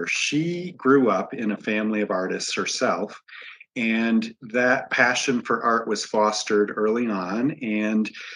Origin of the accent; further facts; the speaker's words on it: Michigan, United States; moved away; I grew up landlocked in Michigan.